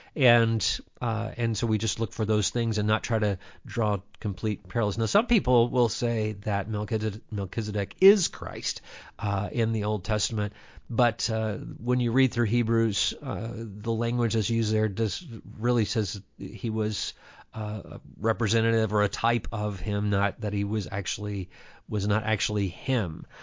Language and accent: English; Dundee, Kentucky, United States; I grew up in Dundee, Kentucky, in a very Gentile environment